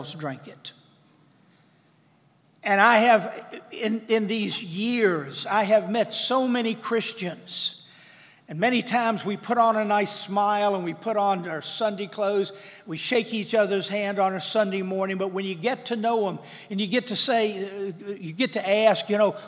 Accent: Madison Heights, United States; I was raised over in Reichard Road

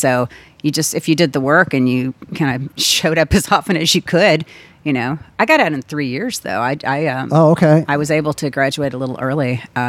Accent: New Orleans, Louisiana, United States; also born or lived in Texas; My parents moved to New Orleans when I was two.

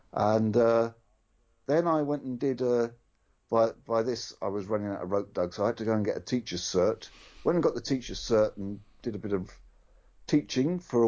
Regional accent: London, United Kingdom; I'm not Irish in the sense that my cousins are Irish. I'm one of the London Irish. I'm one of these hyphenated Irish people.

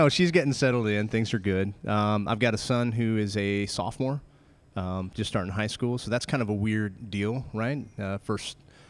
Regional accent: Colorado, United States; moved away as an adult; now in Texas, United States; we grew up in Colorado, and we moved out here in 2005 to Texas. And we've been here ever since

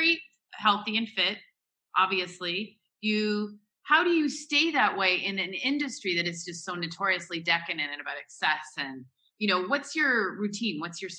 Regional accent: Canada; now in Dubai, United Arab Emirates; even though I'm Canadian

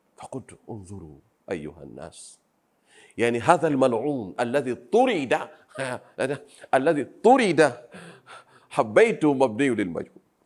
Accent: Pemba Island, Tanzania; Arabic is a second language; نحن أهل الجزيرة

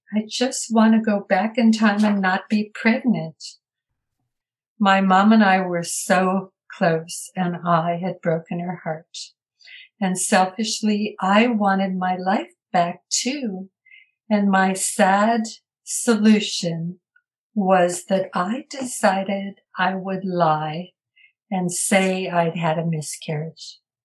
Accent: Minneapolis, Minnesota, United States; I grew up in Minneapolis, Minnesota, in a loving family

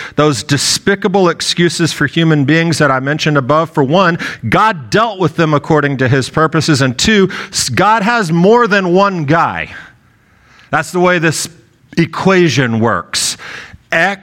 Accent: United States; I am an American

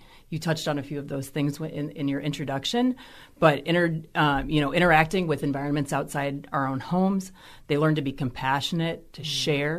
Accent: St. Louis, Missouri, United States; now in Milwaukee, United States; I'm from St. Louis

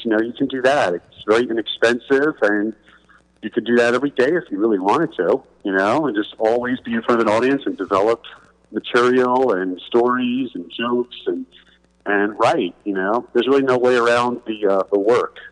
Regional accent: New York City, New York, United States; I'm from Queens, New York

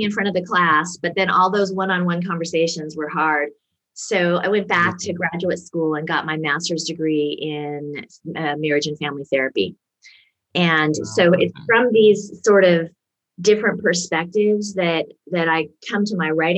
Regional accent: Seattle, Washington, United States; I grew up around Seattle, Washington in the USA

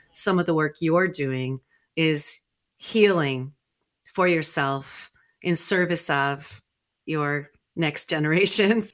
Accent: New Mexico, United States; I grew up in New Mexico

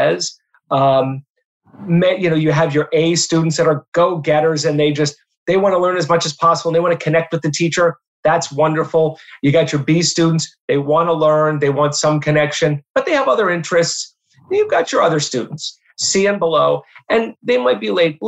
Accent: Erie, Pennsylvania, United States; moved away; go teach in my hometown at Mercyhurst

